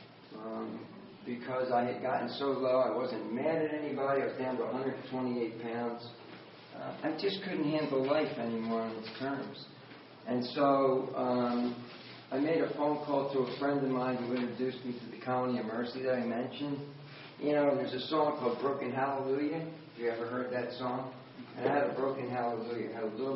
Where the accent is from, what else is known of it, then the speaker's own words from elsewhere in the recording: Wildwood, New Jersey, United States; also born or lived in Philadelphia, Pennsylvania; I ended up in a one-room crack house in Wildwood, New Jersey, all the way back to where I had grown up when we moved from Philadelphia down to the Jersey Shore